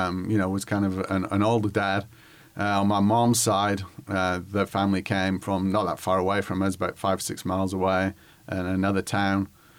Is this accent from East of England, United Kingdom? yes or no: no; Whitworth, North West England, United Kingdom; moved away as an adult; now in Little Rock, United States; I grew up in England, not England, Arkansas, but England as in the United Kingdom. I grew up in the northwest of England, near Manchester, which is the largest city of about 500,000 people, and a village called Whitworth, which is about 15 miles away.